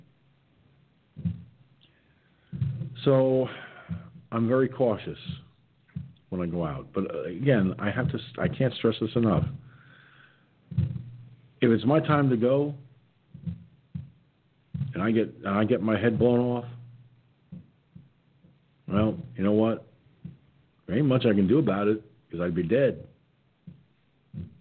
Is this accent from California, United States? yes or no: no; Peekskill, New York, United States; born or raised there